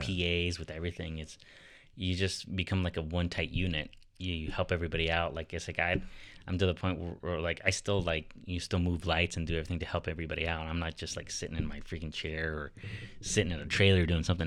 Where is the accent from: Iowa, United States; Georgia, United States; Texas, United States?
Iowa, United States; Sioux City; moved away; also born or lived in Nebraska / Minnesota; I grew up in Sasu City